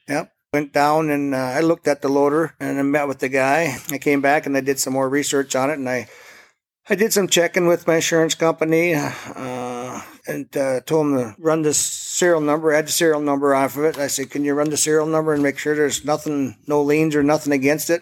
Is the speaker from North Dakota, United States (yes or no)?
yes; Forbes, North Dakota, United States; I am from Forbes, uh, got my own little business.